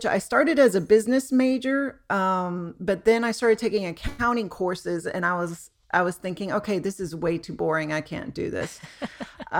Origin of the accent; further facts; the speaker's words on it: Homestead, Florida, United States; where I grew up down in Homestead, Florida, which is about 40 miles south of Miami